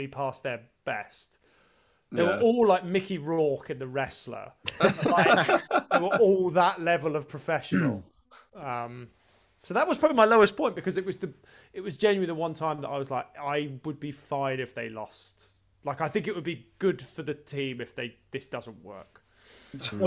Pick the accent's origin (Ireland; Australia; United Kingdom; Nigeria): United Kingdom; Brighton, South East England; I grew up in Brighton